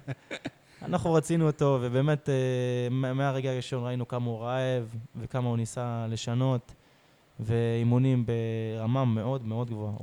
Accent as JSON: {"language": "Hebrew", "town": "Beersheba", "region": "Southern District", "country": "Israel", "tie": "born or raised there", "said": "באר שבעי. גדלתי פה"}